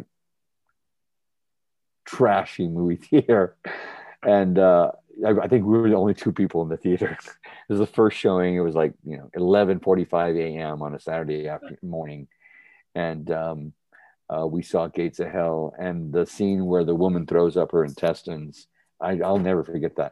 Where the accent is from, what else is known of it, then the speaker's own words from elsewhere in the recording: Helotes, Texas, United States; my hometown in Helotes, Texas